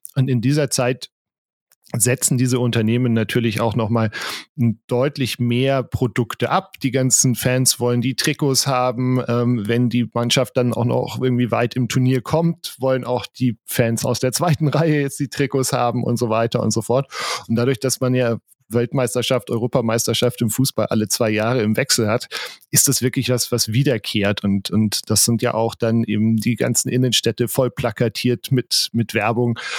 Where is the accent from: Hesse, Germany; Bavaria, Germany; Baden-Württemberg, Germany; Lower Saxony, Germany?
Bavaria, Germany; bei uns in Bayern